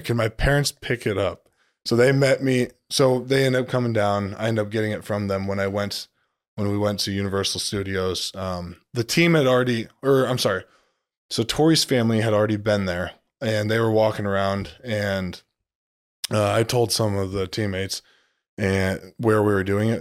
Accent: Orion, Illinois, United States; I'm from Orion, Illinois, town about nineteen hundred, just south of Moline, Illinois

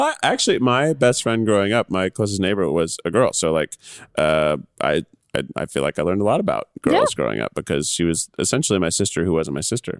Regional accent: Carthage, Tennessee, United States; moved away; I'm from like rural Tennessee, a little town called Carthage, Tennessee.

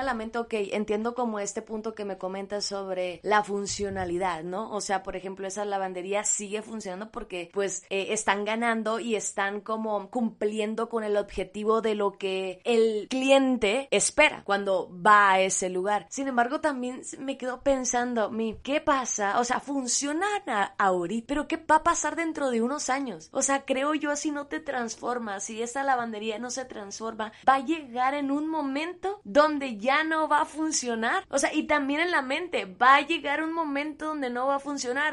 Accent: Sinaloa, Mexico; yo crecí en Sinaloa, en un estado de aquí de México

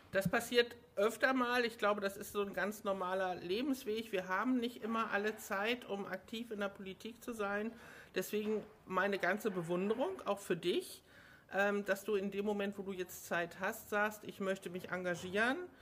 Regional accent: Hamburg, Germany; ich bin ja Hamburgerin

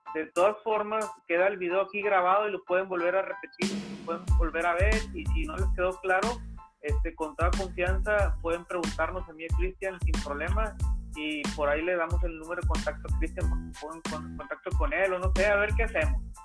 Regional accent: Mexico; los mexicanos siempre tenemos ese espíritu

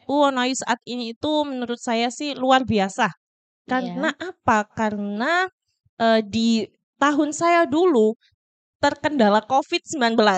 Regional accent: Sumberjo, Indonesia; saya juga berasal dari Sumberjo.

